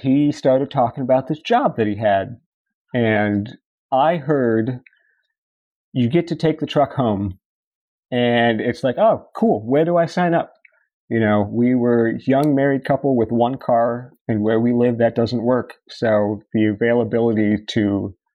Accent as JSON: {"language": "English", "area": "Fairfax County", "region": "Northern Virginia", "country": "United States", "tie": "born or raised there", "said": "I am born and raised in Northern Virginia, Fairfax County, and I went to high school in Chantilly, Virginia"}